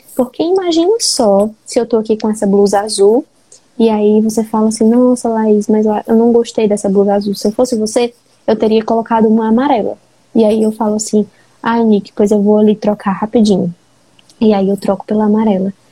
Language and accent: Portuguese; Fortaleza, Ceará, Brazil; eu sou de Fortaleza